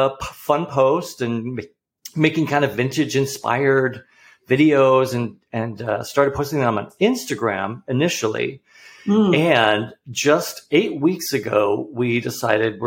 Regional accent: New England, United States; now in Portland, United States; I'm from the East Coast. I'm from New England.

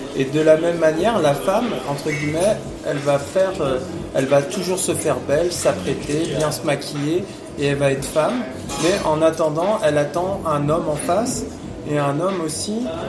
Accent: Brittany, France; moved away as an adult; also born or lived in Paris region; now in Krasnodar, Russia; je suis un Breton. Ouais. Donc, euh, voilà. Breton en premier, Français en deuxième.

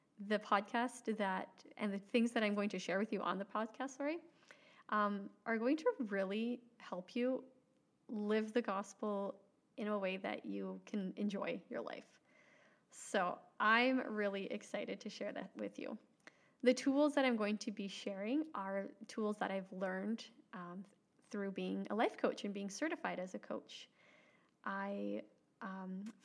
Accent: Alberta, Canada; moved away as an adult; now in Saskatchewan, Canada; I grew up in Alberta, Canada. And now my husband, 4 children, and I live in Saskatchewan, Canada

